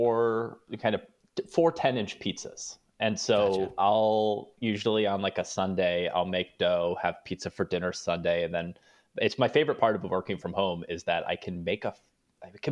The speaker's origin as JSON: {"language": "English", "region": "East Coast", "country": "United States", "also_born_or_lived": "New Orleans", "moved": "yes", "lives_now": "Los Angeles, United States", "said": "I'm from the East Coast. I lived in New Orleans"}